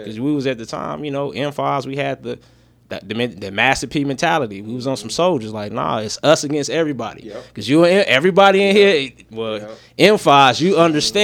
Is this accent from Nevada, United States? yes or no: yes; Las Vegas, Nevada, United States; I'm a first generation Vegas kid. My parents from Arkansas